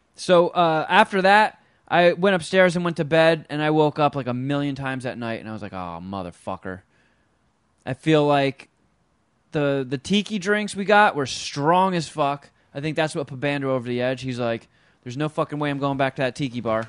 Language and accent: English; Los Angeles, California, United States; Los Angeles